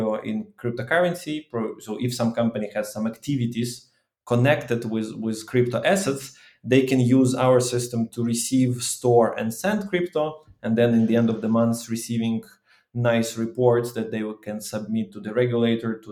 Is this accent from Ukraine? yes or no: yes; Ukraine; I'm from Ukraine